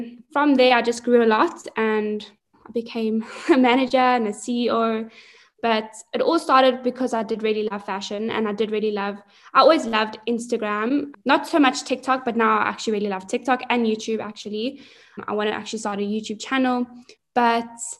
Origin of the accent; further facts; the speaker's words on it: Johannesburg, Gauteng, South Africa; also born or lived in Hilton, KwaZulu-Natal; I was born and bred in Joburg